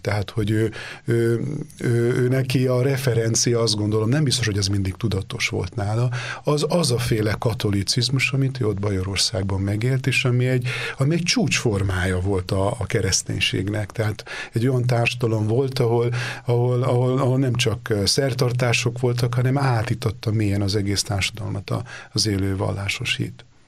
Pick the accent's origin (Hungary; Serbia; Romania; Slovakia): Serbia; Délvidék, Vojvodina; moved away as an adult; also born or lived in Rome, Italy; én délvidéki vagyok